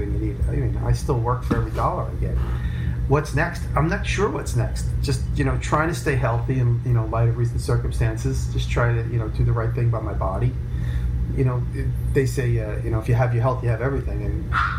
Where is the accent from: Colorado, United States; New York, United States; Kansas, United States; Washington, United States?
New York, United States; Long Island; I grew up in Long Island, and I moved to the city.